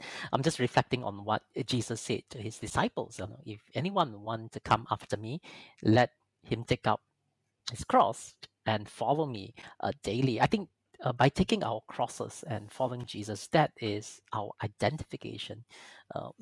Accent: Malaysia; I come from Malaysia, a majority Muslim country.

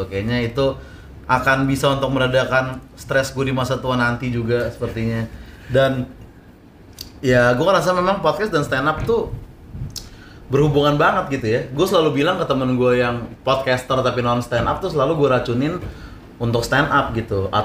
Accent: South Jakarta, Jakarta, Indonesia; Sorry gue orang Jaksel gitu maksudnya.

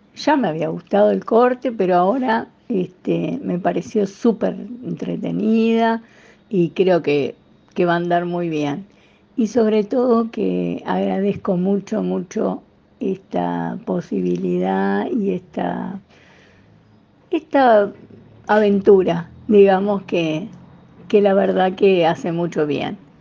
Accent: Mar del Plata, Buenos Aires Province, Argentina; soy de Mar del Plata.

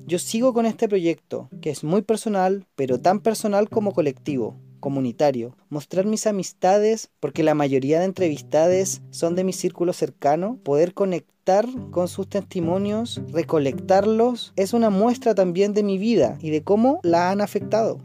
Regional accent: Chile; en mi país

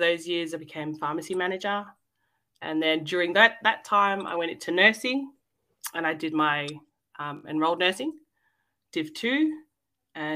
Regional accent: Melbourne, Victoria, Australia; also born or lived in Fiji; I was born and raised here in Melbourne

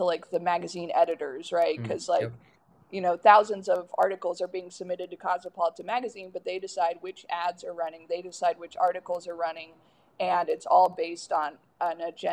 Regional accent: the South, United States; growing up in the South

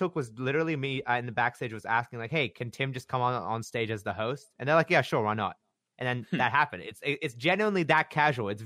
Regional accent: Australia; I got the Australian rep. That's my home country.

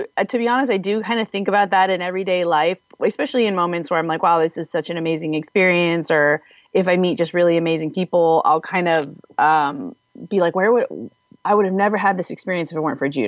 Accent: Washington, United States; I'm originally from Washington State. There's an area up there called Puget Sound with an island called Whidbey Island. And there is a Naval Air Base there where my dad was stationed.

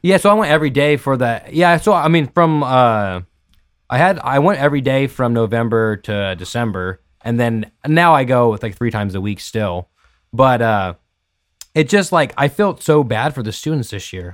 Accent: Merced, California, United States; I've been born and raised in Merced

